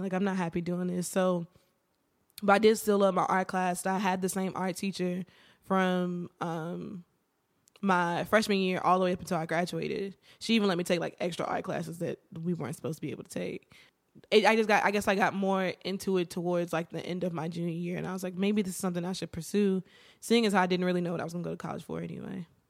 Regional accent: Martinsville, Virginia, United States; I am from Virginia, small town, Martinsville

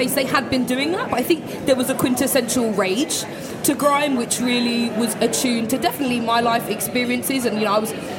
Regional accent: London, United Kingdom; my journey growing up in East London

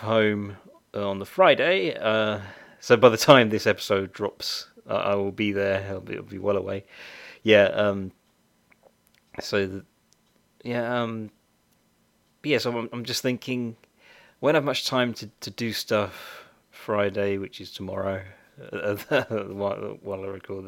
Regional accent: United Kingdom; I'm very British.

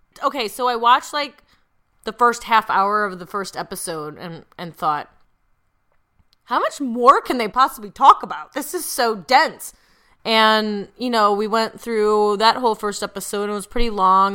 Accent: Midwest, United States; I'm from the Midwest

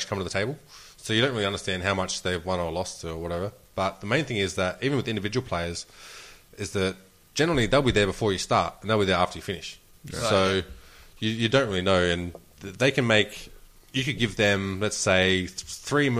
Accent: Australia; I'm Australian

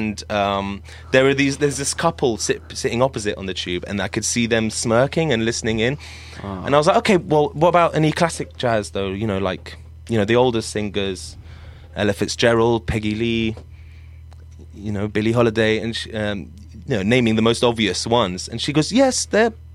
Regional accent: Syria; I'm from Syria.

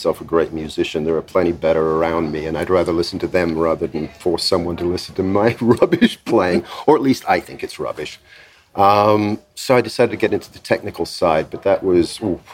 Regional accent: England, United Kingdom; moved away; also born or lived in United States; I'm English

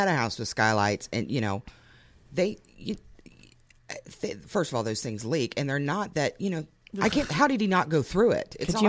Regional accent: Lebanon, Ohio, United States; We had a chicken lady in my hometown.

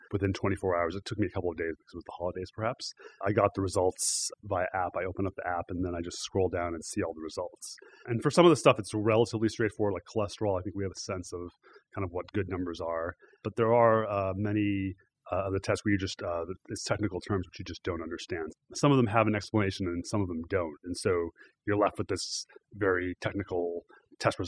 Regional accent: Arizona, United States; moved away; I grew up in Arizona

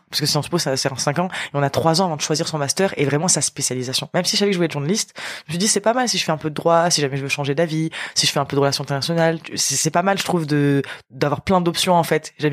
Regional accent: Apt, Provence-Alpes-Côte d'Azur, France; j'ai grandi à Apt, donc c'est une ville qui a à peu près une heure et demie en voiture de d'Avignon. donc c'est en périphérie, c'est une petite ville de 10 000 habitants

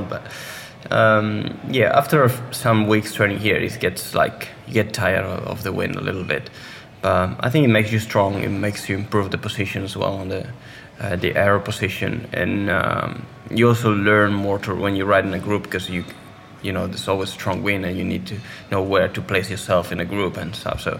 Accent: Spain; English is a second language; I started playing football like most of the kids in Spain. Um, then I joined the swim club of my hometown

